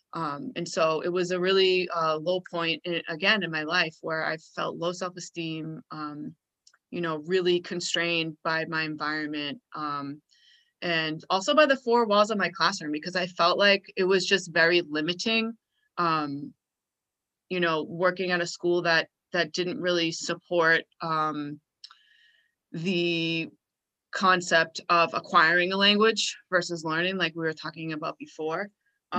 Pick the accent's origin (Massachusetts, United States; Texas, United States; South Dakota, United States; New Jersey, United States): Massachusetts, United States; Boston; I'm from Boston